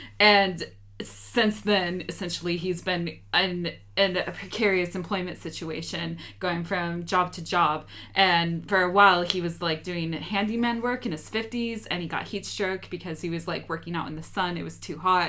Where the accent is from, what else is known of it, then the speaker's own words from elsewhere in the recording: United States; Like, John and I, even though he's British, I'm American, we had very similar upbringing